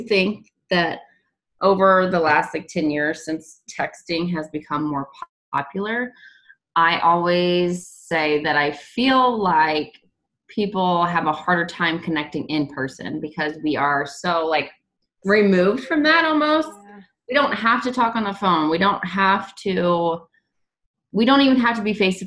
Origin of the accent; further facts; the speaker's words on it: Illinois, United States; now in Kansas City, United States; I live currently in Kansas City. I am from Illinois and I'm moving back to Illinois soon